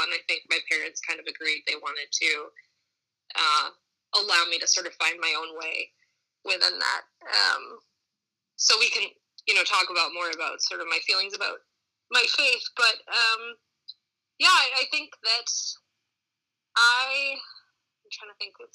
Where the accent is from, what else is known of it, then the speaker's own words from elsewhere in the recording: Boston, Massachusetts, United States; so I grew up in Boston, Massachusetts.